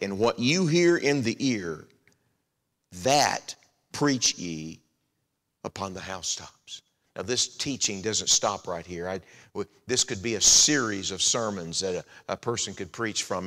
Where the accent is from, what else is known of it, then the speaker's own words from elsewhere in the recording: Texas, United States; moved away as an adult; also born or lived in Florida / Arizona / Kansas City, Missouri / Indiana; I grew up in Texas. Lynn and I call Texas home now